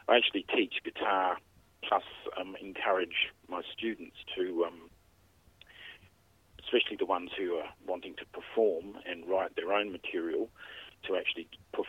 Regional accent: Adelaide, South Australia, Australia; also born or lived in Melbourne; I grew up in Adelaide

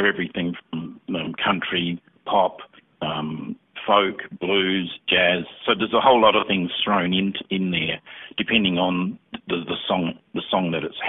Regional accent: Adelaide, South Australia, Australia; now in Canberra, Australia; In fact, Michael and I came from Adelaide to Canberra probably quite some time ago, over 20 years ago.

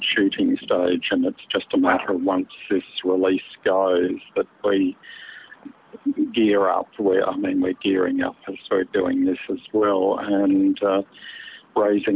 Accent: South Australia, Australia; I'm South Australian

